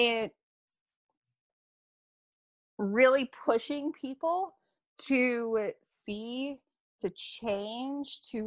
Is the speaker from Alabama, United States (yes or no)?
yes; Alabama, United States; I grew up in Alabama.